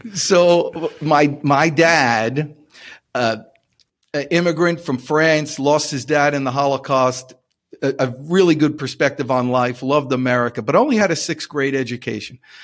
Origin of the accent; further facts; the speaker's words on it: New Jersey, United States; I'm from New Jersey.